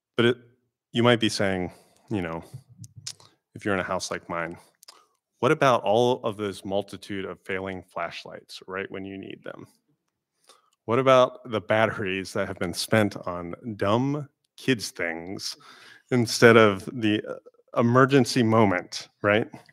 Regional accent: Florida, United States; moved away; growing up in Florida

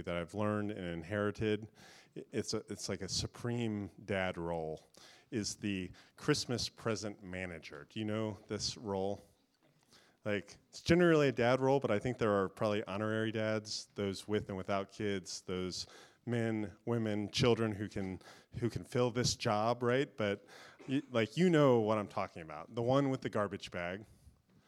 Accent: Florida, United States; I grew up in Florida

